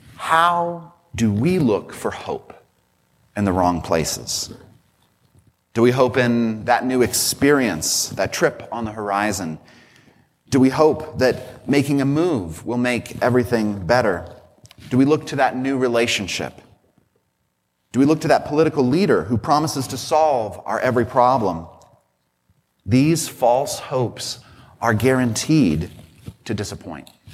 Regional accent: Colorado Springs, Colorado, United States; moved away; my hometown of Colorado Springs

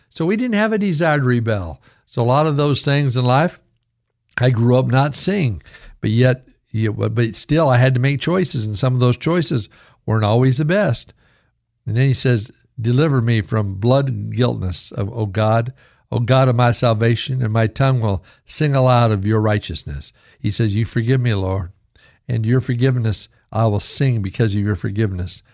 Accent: Idaho, United States; growing up in Idaho when I was in my oh eight, nine, ten years old

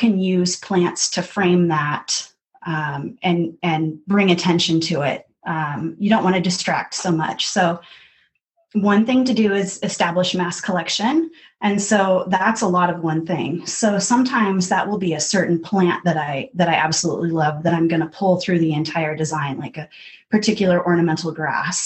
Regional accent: Seattle, Washington, United States; also born or lived in Olympia, Washington; I grew up in the Seattle area, in the foothills, out by Issaquah and Maple Valley

